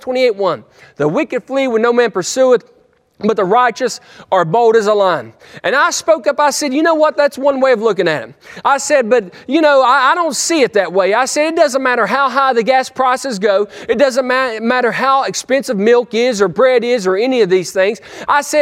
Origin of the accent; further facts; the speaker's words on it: West Virginia, United States; I'm a hillbilly from West Virginia